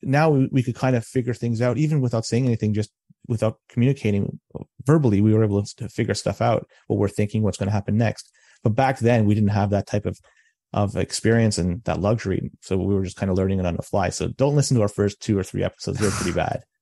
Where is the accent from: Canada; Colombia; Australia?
Canada; Toronto, Ontario; now in Oakville, Canada; I was born and raised in Toronto